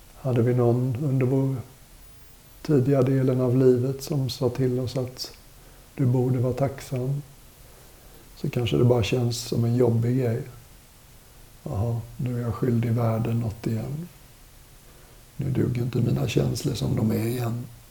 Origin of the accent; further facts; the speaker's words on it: Sweden; also born or lived in India; Som väluppfostrad svensk